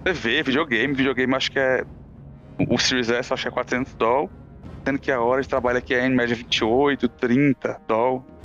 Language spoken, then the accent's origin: Portuguese; Brazil; moved away as an adult; now in Australia; Eu sou do Brasil